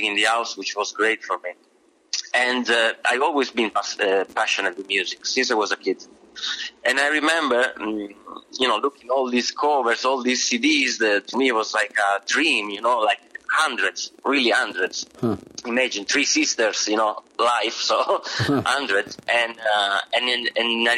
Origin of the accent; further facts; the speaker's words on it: near Bologna, Emilia-Romagna, Italy; moved away as an adult; now in New York, United States; I grew up near Bologna, which is in Emilia-Romagna